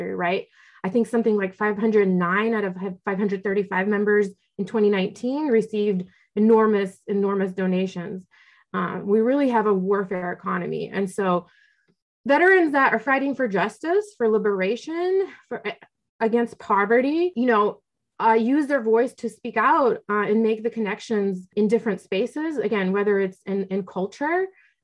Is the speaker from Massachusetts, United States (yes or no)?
no; Oklahoma, United States; also born or lived in Russia; when I did move to the United States, I grew up in Oklahoma in a military family